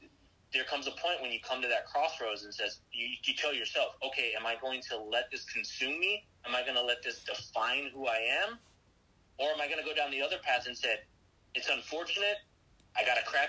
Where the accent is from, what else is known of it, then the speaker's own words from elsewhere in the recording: Texas, United States; I'm from Texas. I'm a Texas boy, born and raised.